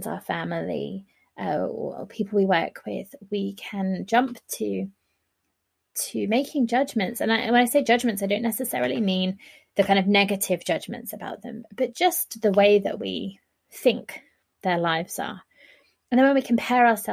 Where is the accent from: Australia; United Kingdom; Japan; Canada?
United Kingdom; I'm a Brit